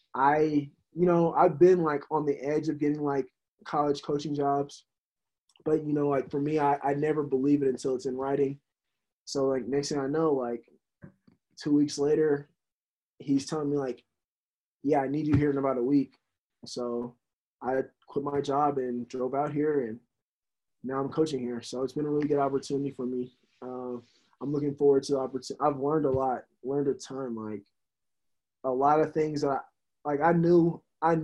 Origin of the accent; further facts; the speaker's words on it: Texas, United States; moved away as an adult; also born or lived in Oregon / Bay Area; I was able to coach Texas high school football in my hometown for 2 years